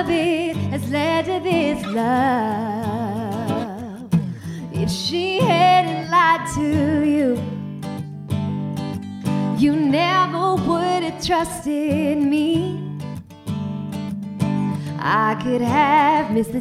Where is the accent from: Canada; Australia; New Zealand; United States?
Canada; Toronto, Ontario; moved away as an adult; also born or lived in Devon, England; now in England; I'm from Toronto originally.